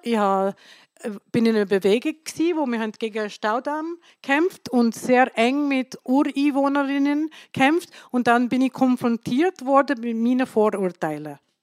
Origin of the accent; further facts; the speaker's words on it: India; now in Switzerland; Ich komme aus Indien